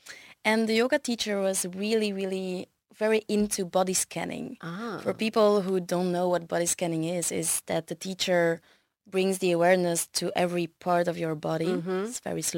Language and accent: English; Brussels, Belgium; So I was born in Belgium. Mm-hmm. I've lived here all my life, so 31 years indeed.